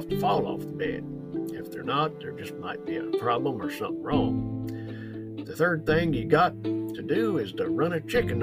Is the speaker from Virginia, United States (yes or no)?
yes; Virginia, United States; I worked with the rescue squad in my hometown for many a year